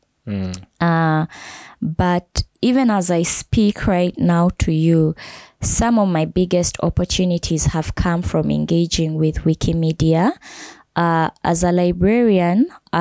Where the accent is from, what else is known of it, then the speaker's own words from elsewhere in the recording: Kenya; now in Uganda; I grew up in Kenya